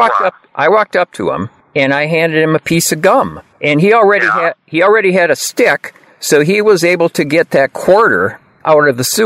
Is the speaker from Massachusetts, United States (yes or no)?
yes; Lowell, Massachusetts, United States; Well, I did want to tell you, you know, a little bit of news from my hometown of Lowell.